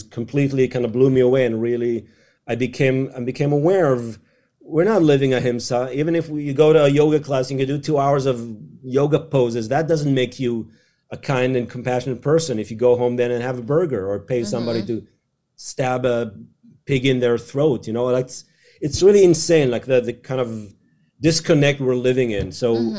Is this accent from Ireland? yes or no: no; Israel; So I grew up in Israel